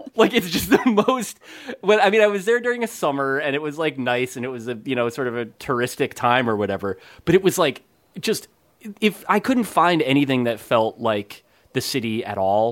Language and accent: English; New Jersey, United States; moved away; my hometown